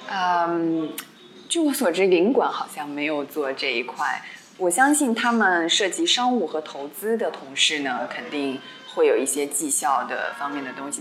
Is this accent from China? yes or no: yes; China; 因为我们 嗯 中国人。因为学生嘛，我们自小就是你知道，就好像怕老师